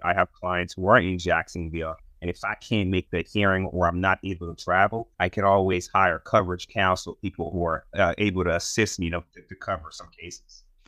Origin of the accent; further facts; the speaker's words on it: Haiti; now in United States; I'm from Haiti